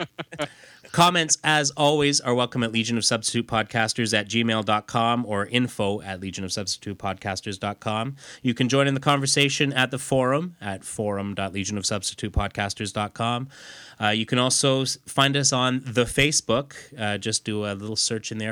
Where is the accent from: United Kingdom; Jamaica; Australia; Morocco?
United Kingdom; being British myself